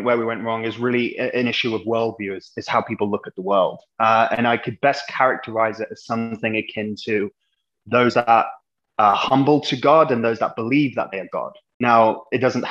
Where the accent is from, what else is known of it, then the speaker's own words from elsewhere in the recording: England, United Kingdom; moved away as an adult; now in United States; I'm an Englishman, as anyone can hear